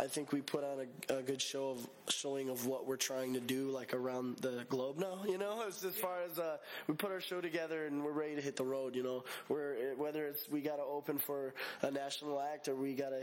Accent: Calumet City, Illinois / Lansing, Illinois / Hammond, Indiana, Chicago area, United States; We're from Calumet City, you know, Illinois, Lansing, Illinois, Hammond, Indiana

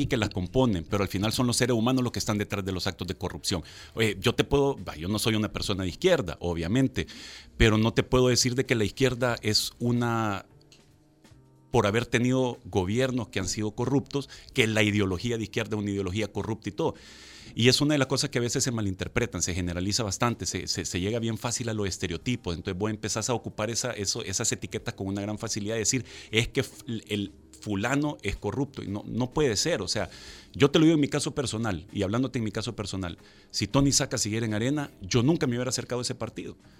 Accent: El Salvador; como salvadoreños

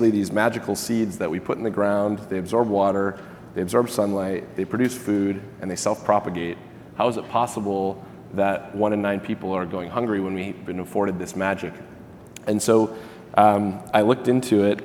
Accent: Michigan, United States; moved away as an adult; also born or lived in Santa Barbara; I grew up in Michigan, not super high in fruits and veg

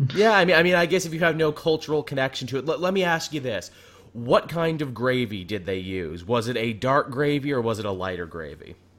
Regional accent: Canada; I'm Canadian

